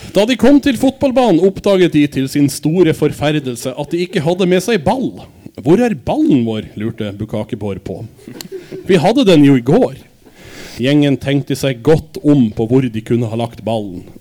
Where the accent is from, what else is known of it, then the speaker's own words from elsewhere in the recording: Denmark; moved away; jeg er dansk